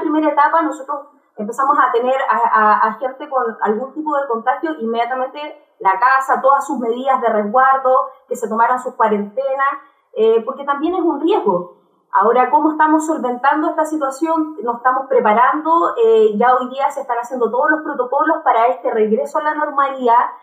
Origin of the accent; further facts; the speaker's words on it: Chile; Todos somos chilenos